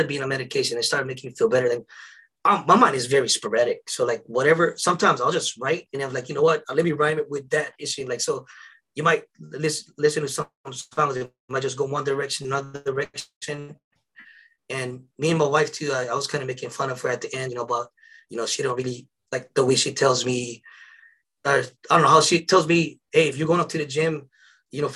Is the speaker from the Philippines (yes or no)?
yes; Philippines; I'm Filipino.